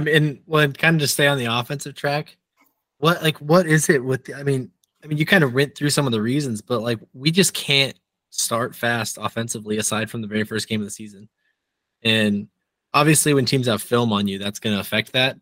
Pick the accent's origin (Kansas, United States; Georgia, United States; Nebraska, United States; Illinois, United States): Nebraska, United States; moved away; I grew up in Nebraska, and my dad still lives in Nebraska